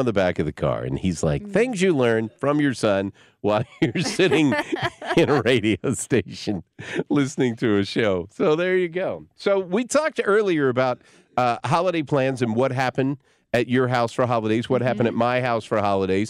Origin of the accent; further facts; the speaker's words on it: Berryville, Arkansas, United States; Berryville, Arkansas, where I grew up in Northwest Arkansas, is right next to Eureka Springs